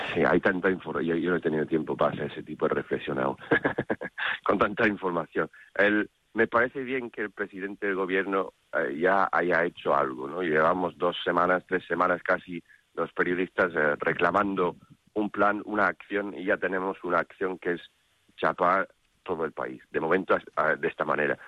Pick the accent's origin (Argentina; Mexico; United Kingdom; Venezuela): United Kingdom; Spanish is a second language; now in Spain; soy británico aquí